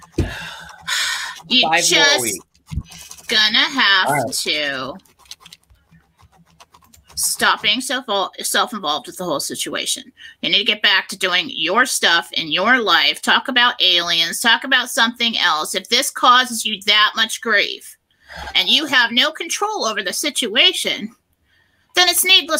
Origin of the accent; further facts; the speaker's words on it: United States; we're the American people